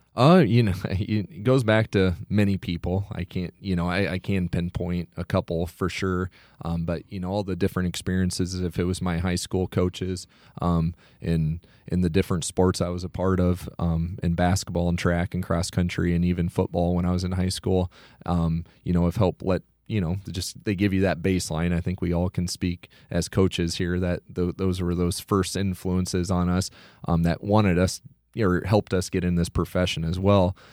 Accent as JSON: {"language": "English", "town": "Iowa Falls", "region": "Iowa", "country": "United States", "tie": "born or raised there", "also_born_or_lived": "Garden City, Kansas", "said": "I'm originally from Iowa Falls, uh, graduated in two thousand four, um, grew up in Hardin County"}